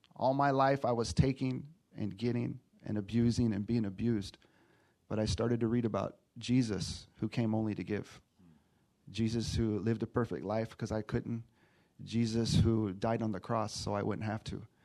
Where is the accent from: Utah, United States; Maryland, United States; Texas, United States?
Texas, United States; moved away; also born or lived in Los Angeles / Riverside County; I'm from Texas, been staying in LA, and now I'm in Riverside County